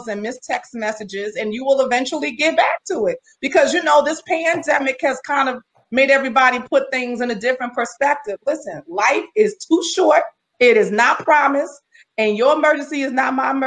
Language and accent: English; New York City, New York, United States; now in Baldwin, United States; I'm from Brooklyn.